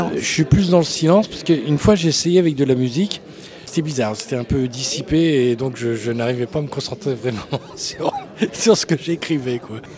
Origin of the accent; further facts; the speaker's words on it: Tours, Centre-Val de Loire, France; je suis né à Tours, rue de Buffon